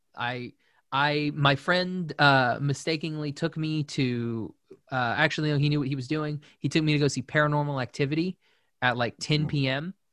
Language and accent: English; Shawnee, Oklahoma, United States; moved away as an adult; I'm from Shawnee, Oklahoma